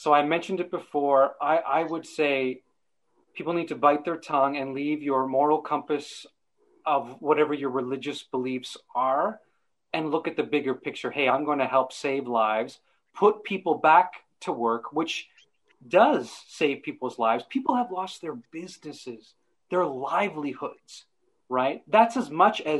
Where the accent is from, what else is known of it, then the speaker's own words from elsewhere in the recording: Canada; moved away as an adult; now in Ireland; living here in Ireland, being a Canadian